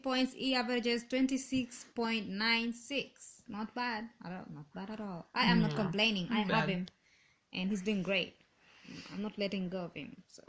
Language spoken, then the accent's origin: English; Kenya; I am Kenyan. I'm from Kenya.